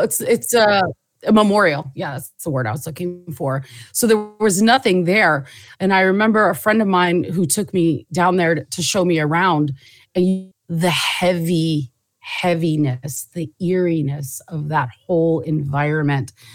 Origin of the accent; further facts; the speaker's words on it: Southern California, United States; also born or lived in Jordan / New York; I was born in Jordan, moved to the States when I was, in the seventies when I was three. Um, grew up in Southern California